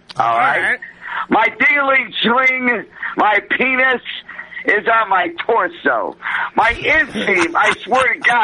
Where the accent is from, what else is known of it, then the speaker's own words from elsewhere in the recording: Chicago, Illinois, United States; back to my hometown